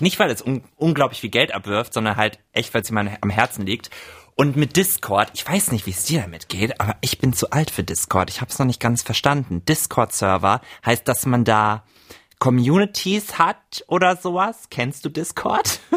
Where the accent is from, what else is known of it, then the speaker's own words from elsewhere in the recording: Rhine-Main area, Germany; im Rhein-Main-Gebiet, wo ich herkomme